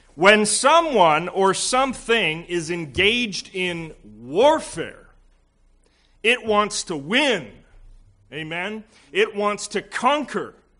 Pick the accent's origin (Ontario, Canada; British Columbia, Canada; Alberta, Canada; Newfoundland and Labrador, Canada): Alberta, Canada; now in Pierrefonds, Canada; Being from Alberta